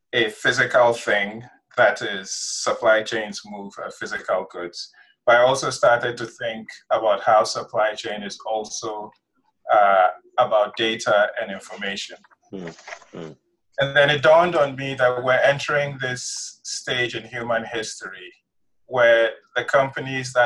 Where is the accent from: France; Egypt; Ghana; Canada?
Ghana; moved away as an adult; also born or lived in Nigeria; now in United States; I grew up in West Africa. I did my elementary schooling in Nigeria, did my secondary school in Ghana, came to the United States in 97 to go to college.